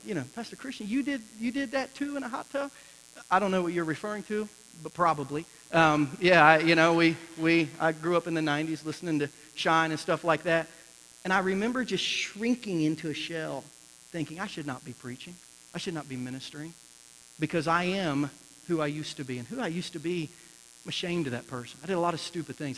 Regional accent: Ohio, United States; moved away as an adult; I was born and raised in Ohio

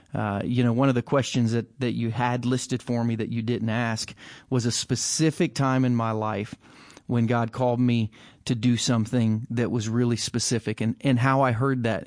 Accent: United States; an American with no Jewish ancestry

